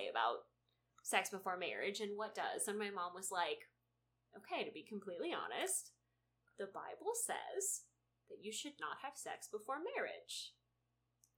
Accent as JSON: {"language": "English", "town": "Dallas", "region": "Texas", "country": "United States", "said": "I'm from Dallas"}